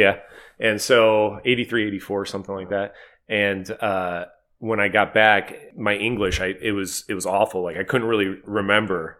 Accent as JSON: {"language": "English", "town": "Cleveland", "region": "Ohio", "country": "United States", "tie": "born or raised there", "said": "we all grew up in Cleveland"}